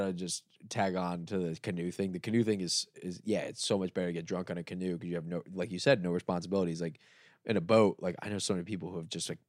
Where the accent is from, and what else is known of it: South Florida, United States